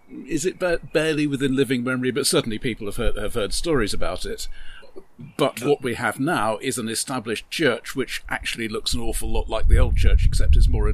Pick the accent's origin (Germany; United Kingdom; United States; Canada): United Kingdom; England; we are both English.